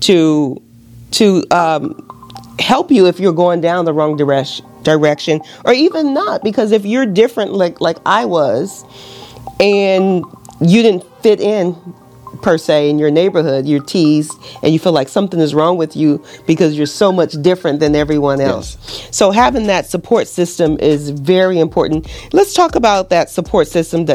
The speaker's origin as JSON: {"language": "English", "town": "Los Angeles", "region": "California", "country": "United States", "tie": "born or raised there", "moved": "yes", "lives_now": "Naples, United States", "said": "I grew up in South Central Los Angeles in the 80s"}